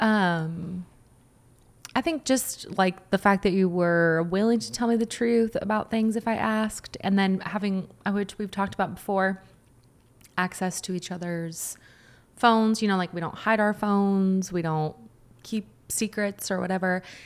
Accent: Washington, United States; I grew up in Washington

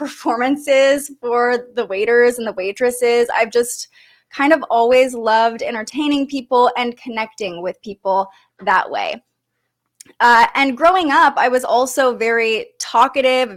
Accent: Sacramento, California, United States; moved away as an adult; also born or lived in Reno, Nevada; move back home to Sacramento and really focus on getting a job in my hometown

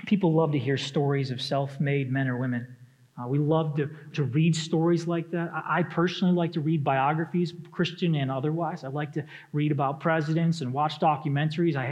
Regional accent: Detroit, Michigan, United States; moved away; I come from Michigan. I grew up in the Metro Detroit area

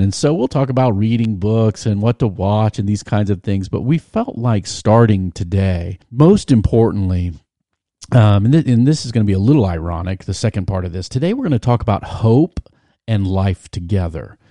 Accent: Virginia Beach, Virginia, United States; I grew up in Virginia Beach. My dad was a naval officer

